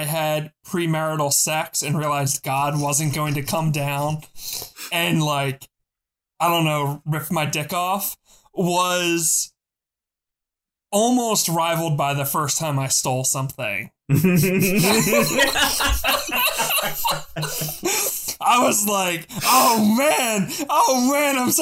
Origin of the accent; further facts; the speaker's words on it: Philadelphia, Pennsylvania, United States; I'm from Philly